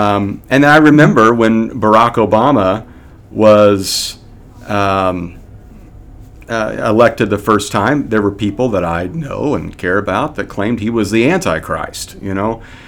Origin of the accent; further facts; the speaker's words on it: Kansas, United States; I grew up in the Midwest, and it's typically a red state in Kansas, and grew up in a home that held to those beliefs and ideologies.